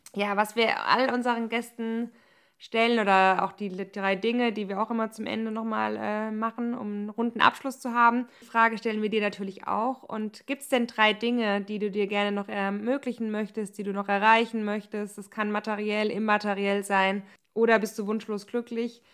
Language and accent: German; Germany; moved away; bei uns im Odenwald